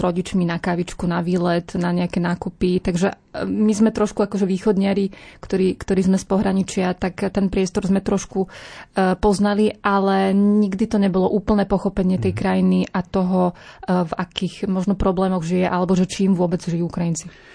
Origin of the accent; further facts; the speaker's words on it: Snina, Prešov Region, Slovakia; ja pochádzam z východného Slovenska. Vy ste hovorili o snine, tak ja som sa tak pousmiala trochu, že vlastne odtiaľ som